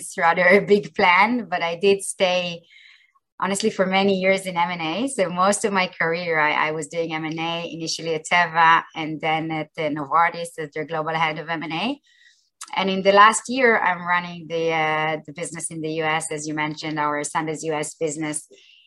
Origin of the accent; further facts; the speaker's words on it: Israel; I grew up in Israel and I've been most of my career in Israel.